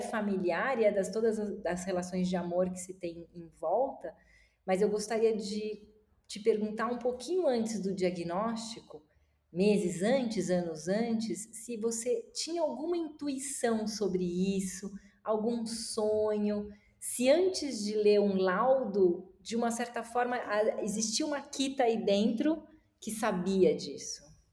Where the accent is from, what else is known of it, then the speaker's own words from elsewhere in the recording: Florianópolis, Santa Catarina, Brazil; moved away as an adult; Eu cresci dos 8 aos 18 anos, eu morei em Florianópolis